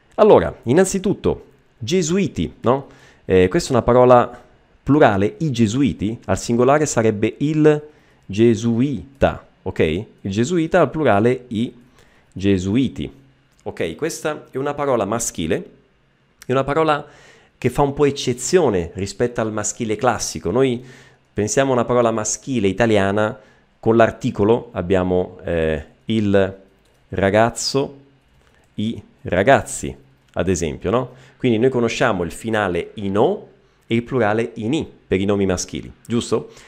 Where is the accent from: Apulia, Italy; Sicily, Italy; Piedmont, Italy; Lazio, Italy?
Sicily, Italy; Messina; anch'io sono eh, siciliano, io sono di Messina